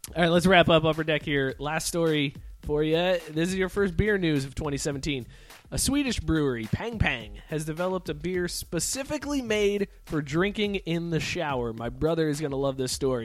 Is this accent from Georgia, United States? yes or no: no; Youngstown, Ohio, United States; moved away; my hometown in Youngstown